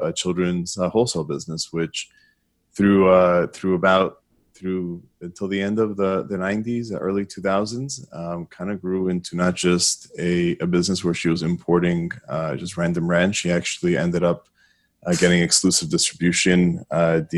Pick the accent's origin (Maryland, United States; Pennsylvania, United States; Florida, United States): Florida, United States; Miami; I grew up in Miami, Florida. I've actually stayed here all my life